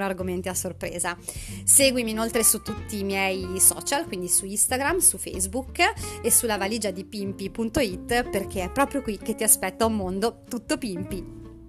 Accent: Emilia-Romagna, Italy; alla mia terra, quindi alla, alla Romagna

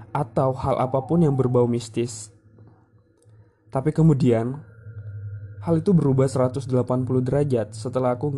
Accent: West Nusa Tenggara, Indonesia; now in Surabaya, Indonesia; Aku sendiri berasal dari Lombok, Nusa Tenggara Barat. Di Surabaya, aku ngekos bareng temenku.

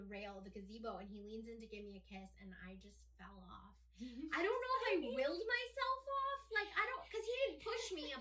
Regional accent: Ohio, United States; I grew up in Ohio

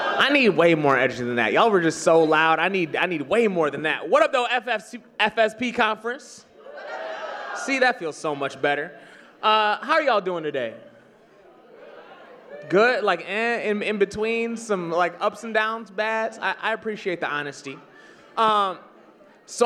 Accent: East Michigan, United States; I'm from the state of Michigan, and I grew up in East Michigan, and I now live in West Michigan.

